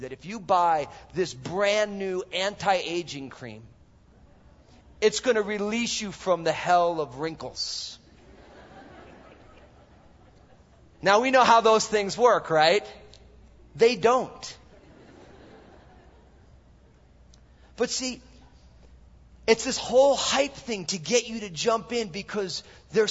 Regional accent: New Jersey, United States; also born or lived in San Francisco / Mill Valley; now in Vancouver, Washington, United States; I'm all Italian from New Jersey

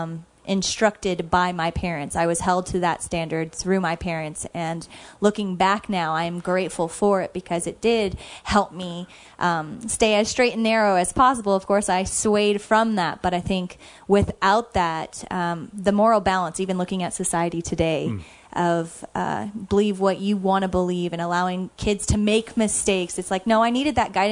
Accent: California, United States; growing up in California

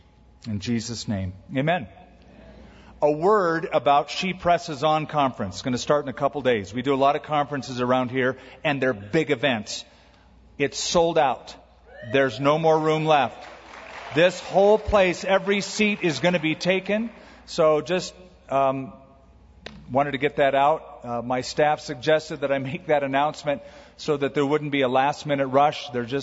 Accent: United States; I know we grew up in American schools

